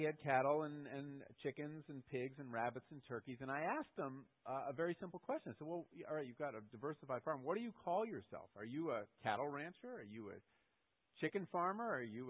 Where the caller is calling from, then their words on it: Connecticut, United States; And I said, no, I'm calling from Connecticut, and I was wondering if you could send me one.